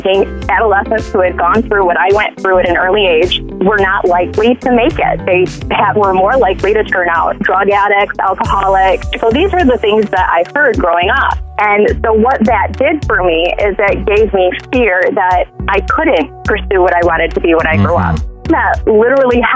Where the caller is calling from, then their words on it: Big Rapids, Michigan, United States; I'm calling from Big Rapids